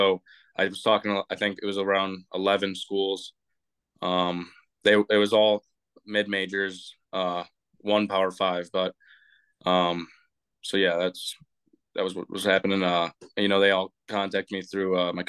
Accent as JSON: {"language": "English", "town": "Huntley", "region": "Illinois", "country": "United States", "also_born_or_lived": "Algonquin, Illinois", "said": "Just a guy from Illinois. I'm from Huntley"}